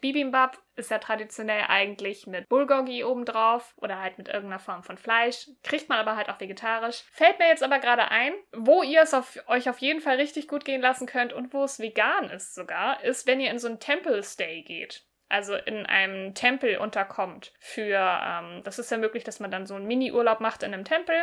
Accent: Germany; bei uns in Deutschland

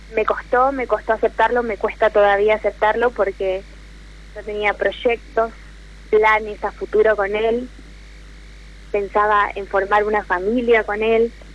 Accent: Jujuy, Argentina; moved away as an adult; now in Rosario, Argentina; Soy de Jujuy, pero estoy estudiando en Rosario

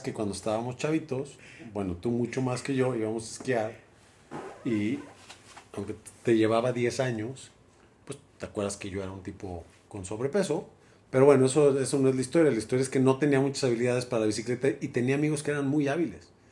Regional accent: Guadalajara, Jalisco, Mexico; nací en la Perra Tapatía, en Guadalajara, Jalisco, un 5 de junio de 1976. 76. hoy hace 47 años y algunos meses. Y pues nada, en la perla tapatía, soy tapatío.

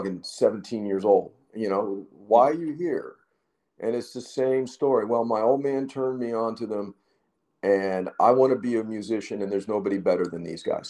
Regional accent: Canada; You know, I'm from Canada, you know, please.

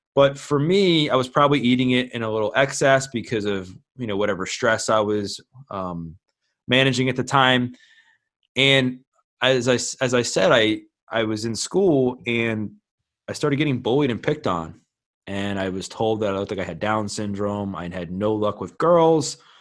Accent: Baltimore, Maryland, United States; born and raised in Baltimore, Maryland, been here my whole life

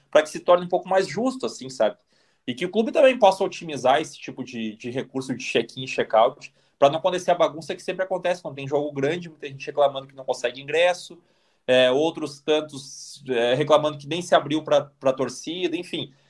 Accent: Brazil; moved away; eu saí do Brasil

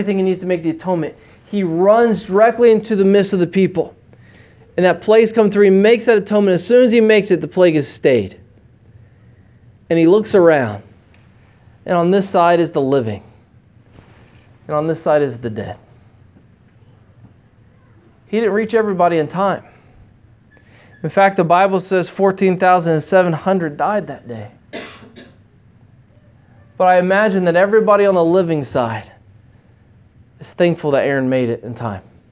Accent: United States; moved away as an adult; now in China; as an American living in the city

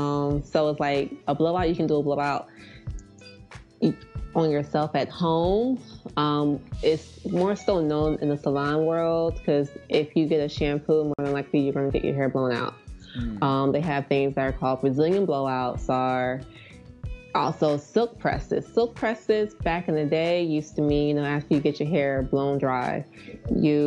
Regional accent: near Philadelphia, Pennsylvania, United States; I grew up near Philly

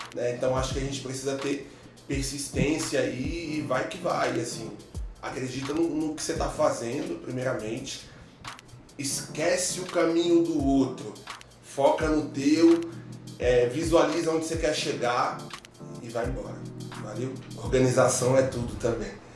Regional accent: Brasília, Federal District, Brazil; also born or lived in Rio de Janeiro; eu sou natural do Rio de Janeiro, não contei isso no início. Mas eu sou criado em Brasília, então me considero brasiliense

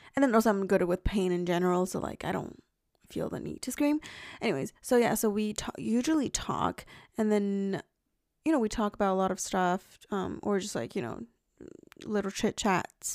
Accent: China; moved away; I ate a lot of, like, fruit growing up in China

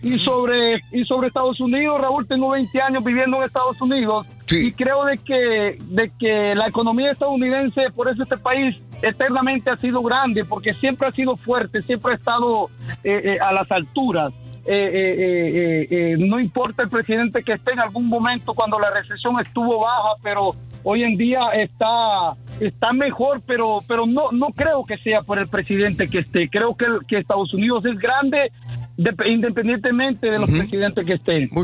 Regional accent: Honduras; now in United States; Yo soy hondureño

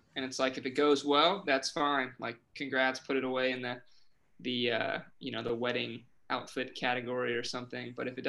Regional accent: Oxford, South East England, United Kingdom; Growing up in Oxford, like you just assume that there's always someone watching you who knows you, kind of, I feel like.

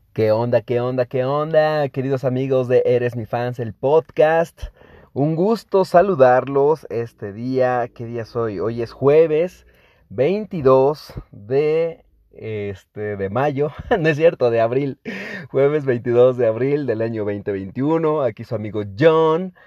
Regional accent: Mexico; obviamente mexicanos

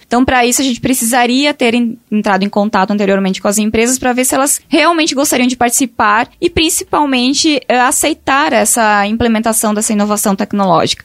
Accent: Rio Grande do Sul, Brazil; now in Tauá, Brazil; eu sou lá do Rio Grande do Sul

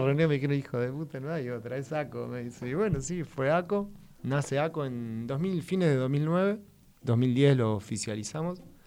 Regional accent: Moreno, Buenos Aires Province, Argentina; also born or lived in Córdoba, Argentina; soy de Moreno y al año me fui a vivir a Córdoba. Viví ahí hasta

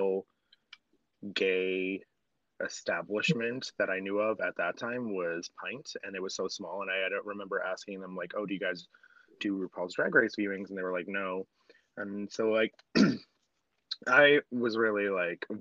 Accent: Boston, Massachusetts, United States; moved away as an adult; also born or lived in New York, New Jersey area; now in New York/New Jersey area, United States; I am originally from Boston, and I started dabbling back home before I moved here to the New York, New Jersey area

